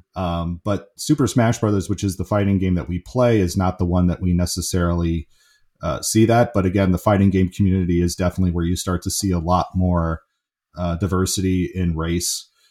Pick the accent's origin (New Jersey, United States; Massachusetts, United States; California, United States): California, United States; San Francisco; I grew up in the San Francisco area